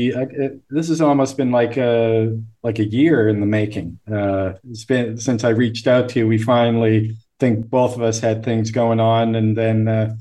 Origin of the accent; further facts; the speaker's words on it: Canada; I'm Canadian